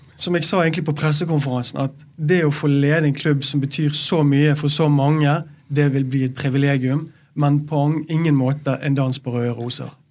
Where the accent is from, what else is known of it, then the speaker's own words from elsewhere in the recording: Bergen, Vestland, Norway; Som bergenser, når du bor i Bergen og du har alle rundt deg